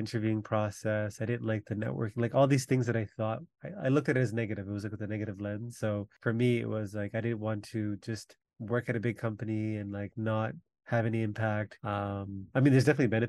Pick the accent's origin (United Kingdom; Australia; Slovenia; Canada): Canada; Toronto, Ontario; also born or lived in Jaffna, Sri Lanka; We came and grew up in Malvern